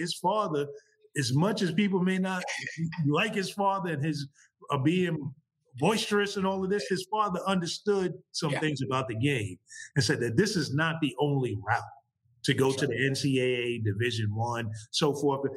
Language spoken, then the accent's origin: English; New York City, New York, United States; I grew up playing ball uh, growing up in New York City